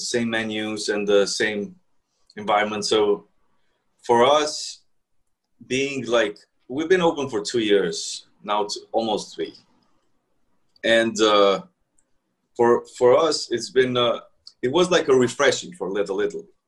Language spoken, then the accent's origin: English; Kosovo; moved away as an adult; now in New York, United States; I'm from Kosovo originally, but I've been here for like ten years now, in New York.